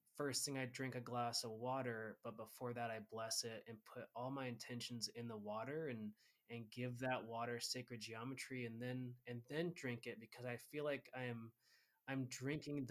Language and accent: English; Washington, United States; now in Montana, United States; I grew up in Washington State.